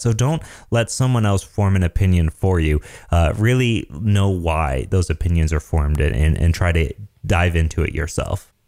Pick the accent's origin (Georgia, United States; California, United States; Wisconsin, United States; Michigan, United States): Michigan, United States; I'm from Michigan, so we say pop.